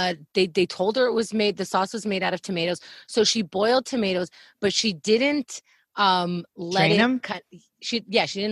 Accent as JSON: {"language": "English", "town": "New York City", "region": "New York", "country": "United States", "tie": "born or raised there", "said": "growing up in Queens"}